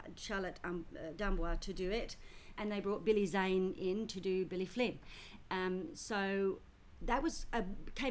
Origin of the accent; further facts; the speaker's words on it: Australia; also born or lived in United Kingdom / London / Paris; I was born in Britain. Came to Australia when I was 4 and a half